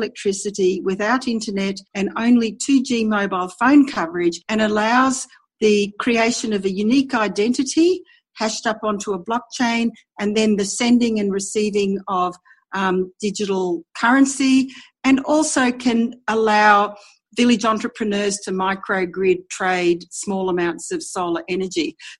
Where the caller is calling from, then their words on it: Brisbane, Queensland, Australia; I'm joining you from Brisbane, Australia.